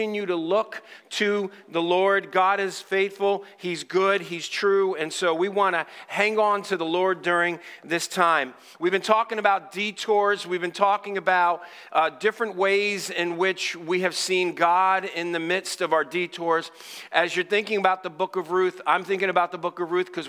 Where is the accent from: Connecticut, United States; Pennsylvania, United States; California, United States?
Connecticut, United States; Stamford; moved away; also born or lived in Dallas, Texas; I'm originally from Stamford, Connecticut.